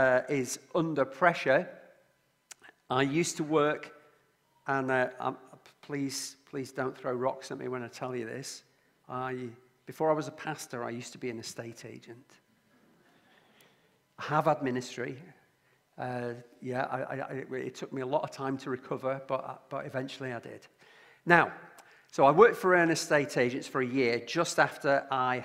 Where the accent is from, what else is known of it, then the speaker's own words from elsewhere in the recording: Lancashire, North West England, United Kingdom; also born or lived in Liverpool; I come from Lancashire and my family is from Liverpool.